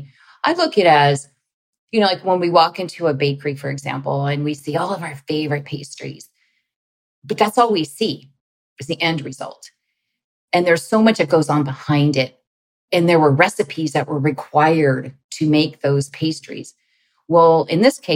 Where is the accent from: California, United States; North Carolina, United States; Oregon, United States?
California, United States; moved away as an adult; also born or lived in Washington, D.C.; I'm from California